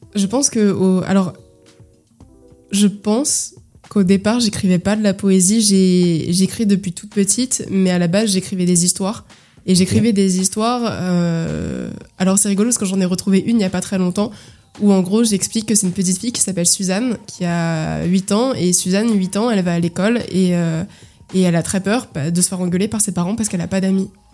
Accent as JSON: {"language": "French", "region": "Île-de-France", "country": "France", "tie": "born or raised there", "said": "j'ai grandi en Ile-de-France. Euh, j'ai alterné entre 77 euh, et 93"}